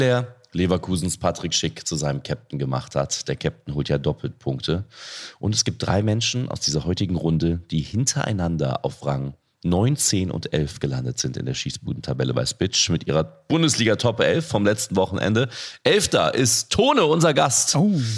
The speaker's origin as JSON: {"language": "German", "region": "North Rhine-Westphalia", "country": "Germany", "said": "ich komme aus NRW"}